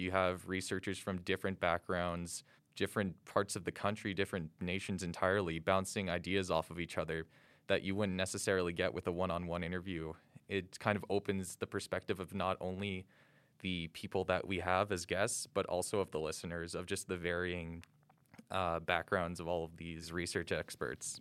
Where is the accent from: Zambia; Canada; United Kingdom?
Canada; St. Albert, Alberta; moved away as an adult; now in Calgary, Canada; I'm originally from Saint Albert, Alberta, but now I reside here in Calgary, Alberta